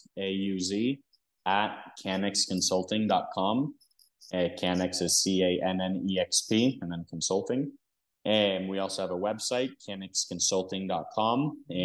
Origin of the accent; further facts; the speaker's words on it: Stockholm, Stockholm County, Sweden; born there; first language Dutch, Hebrew, English; I was born in Stockholm, Sweden. And my first language was a little mix of Dutch, Hebrew, and English all at the same time.